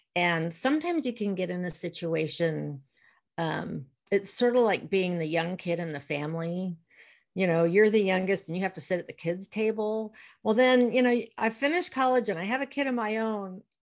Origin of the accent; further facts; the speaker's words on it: Virginia, United States; moved away as an adult; also born or lived in Portland, Maine / Southern California / Sacramento / San Diego; Born and raised in Virginia